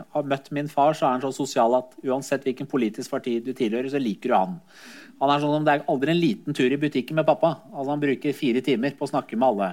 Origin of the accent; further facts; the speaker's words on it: Skotselv, Buskerud, Norway; also born or lived in Iran / Drammen; Jeg vokste opp i Skotselva, eh, i det miljøet